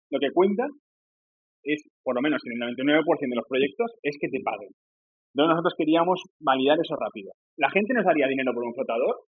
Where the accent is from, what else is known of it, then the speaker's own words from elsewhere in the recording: Valencia, Valencian Community, Spain; nosotros somos de Valencia